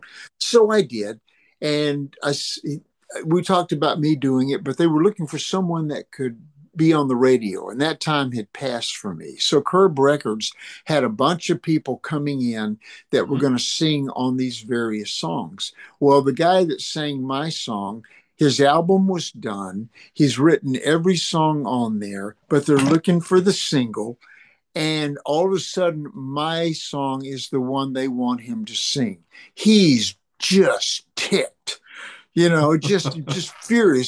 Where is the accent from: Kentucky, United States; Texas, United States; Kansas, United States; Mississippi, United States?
Texas, United States; Dallas; moved away; I came from Dallas